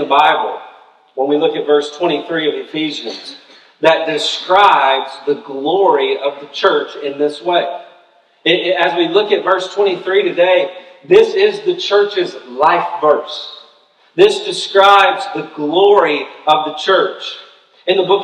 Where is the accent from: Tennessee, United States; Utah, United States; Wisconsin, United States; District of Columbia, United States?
Tennessee, United States; moved away as an adult; also born or lived in Birmingham, Alabama; I'm from Tennessee